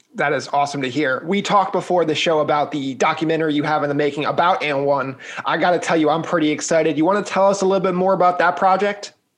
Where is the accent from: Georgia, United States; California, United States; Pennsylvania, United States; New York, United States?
New York, United States; New York City; as a New Yorker